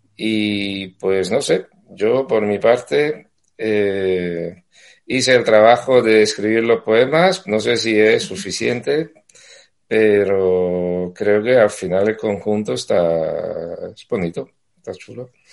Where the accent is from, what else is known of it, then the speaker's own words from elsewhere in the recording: Castellammare di Stabia, Campania, Italy; Spanish is a second language; moved away as an adult; now in Madrid, Spain; yo soy napolitano, vivo, bueno, he vivido en un pueblo cercano eh, que se llama Castalamar, Edistavia